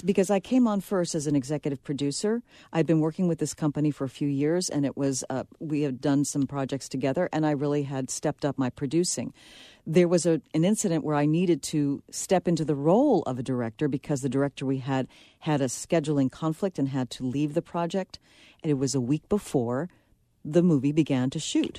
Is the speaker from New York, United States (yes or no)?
yes; New York City, New York, United States; I'm from the Bronx